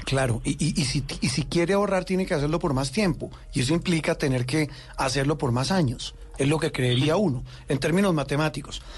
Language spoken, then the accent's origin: Spanish; Colombia